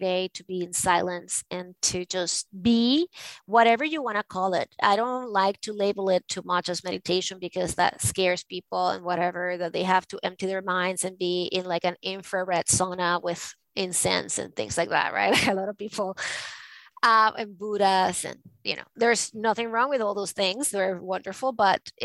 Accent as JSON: {"language": "English", "country": "Venezuela", "moved": "yes", "lives_now": "New York, United States", "said": "I am from Venezuela"}